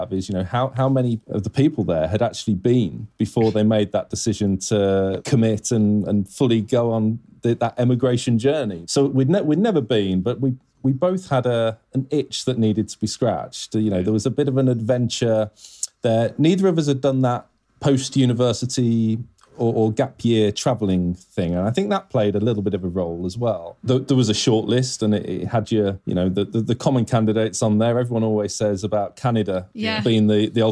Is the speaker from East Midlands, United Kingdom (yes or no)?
yes; Leicester, East Midlands, United Kingdom; So I'm originally from Leicester in the UK